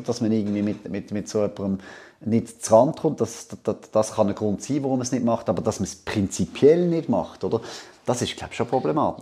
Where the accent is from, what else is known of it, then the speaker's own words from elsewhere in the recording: Basel, Basel-Stadt, Switzerland; ich bin in Basel aufgewachsen